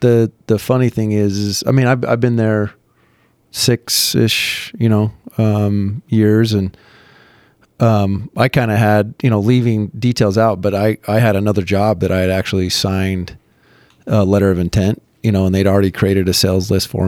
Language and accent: English; Midway, Utah, United States; No, I'm from Midway.